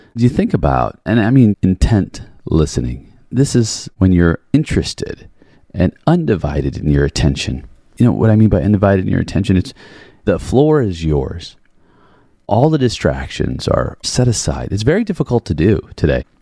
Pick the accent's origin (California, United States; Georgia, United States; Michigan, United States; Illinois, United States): Illinois, United States; Chicago; growing up in Chicago, Chicago house. So I grew up all around